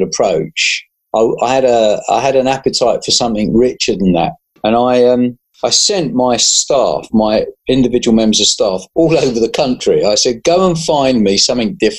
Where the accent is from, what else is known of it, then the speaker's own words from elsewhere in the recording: London, United Kingdom; moved away as an adult; now in Suffolk, United Kingdom; born and bred in South London